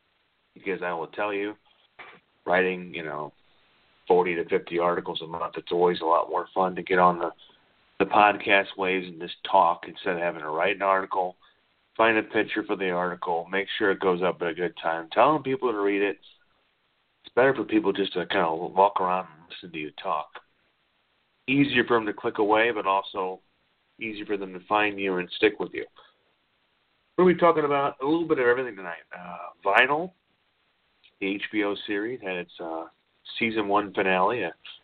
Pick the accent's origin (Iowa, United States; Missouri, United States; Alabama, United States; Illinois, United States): Missouri, United States; St. Louis; now in Maumelle, United States; I miss St. Louis every day. I think about my hometown frequently throughout the day